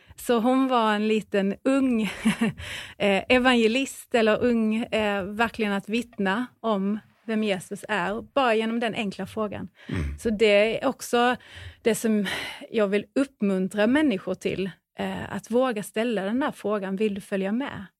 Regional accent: Säteröd, Skåne, Sweden; Säteröd. Precis, där har jag bott hela min uppväxt

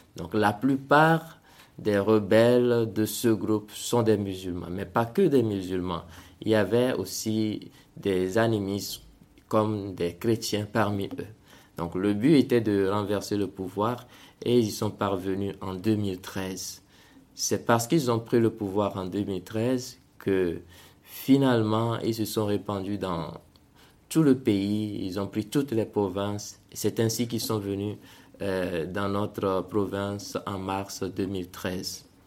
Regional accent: Togo; moved away as an adult; now in Central African Republic; je suis né au Togo et j'ai, j'ai grandi au Togo jusqu'à avoir mon bac

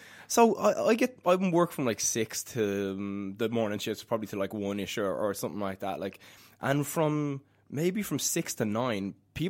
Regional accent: Dublin, Leinster, Ireland; accent: Dublin; I am from Dublin, as you may notice.

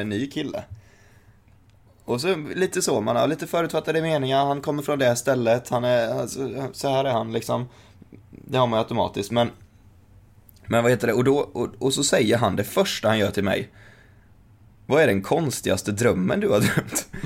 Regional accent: Sweden

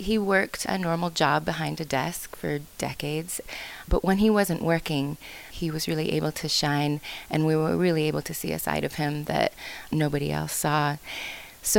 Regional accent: Issaquah, Washington, United States; I grew up outside of Seattle in a small hamlet called Issaquah

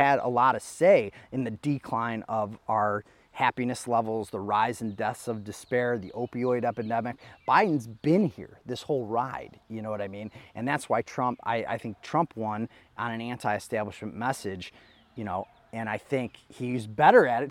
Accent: Geauga County, Ohio, United States; I come from Geauga County

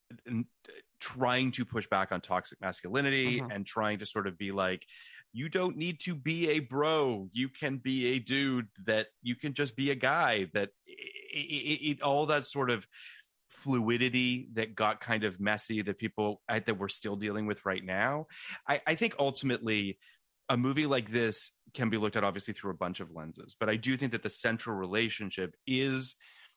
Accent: Canada; now in United States; I'm a Canadian

